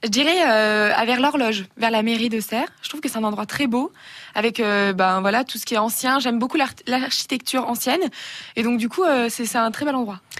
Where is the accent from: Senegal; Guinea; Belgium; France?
France; Burgundy, Bourgogne-Franche-Comté; je viens de la Bourgogne